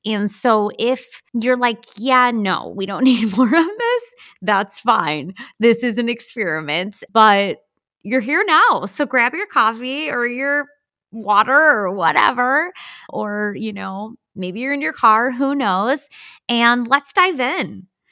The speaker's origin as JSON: {"language": "English", "region": "Wisconsin", "country": "United States", "said": "We're from Wisconsin"}